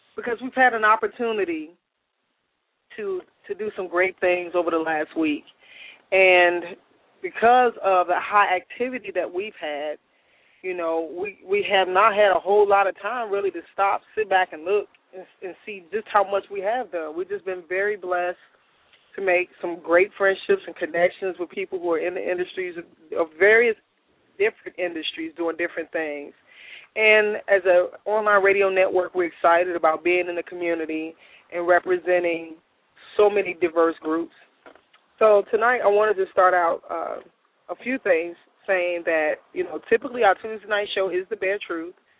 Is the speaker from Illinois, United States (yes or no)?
yes; Chicago, Illinois, United States; I'm from Chicago